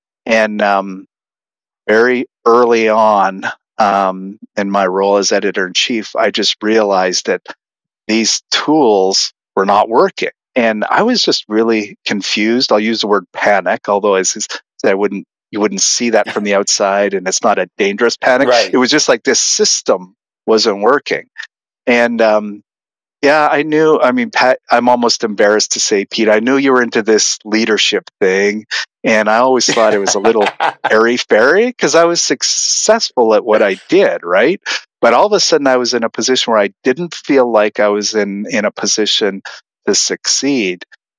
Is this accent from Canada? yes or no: yes; Saskatchewan, Canada; moved away as an adult; now in United States; I think it was 1998 when I moved from Canada, Saskatchewan, to do my PhD at Penn State.